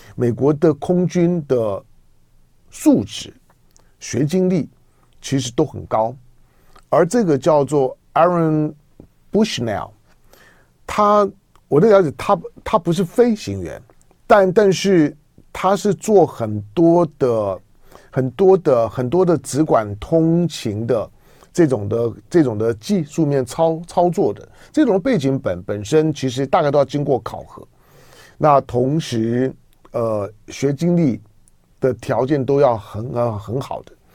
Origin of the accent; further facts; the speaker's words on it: Taiwan; 我是一个台湾人